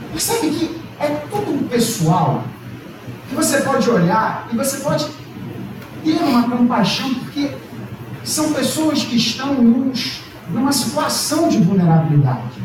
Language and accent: Portuguese; Brazil; Nós somos brasileiros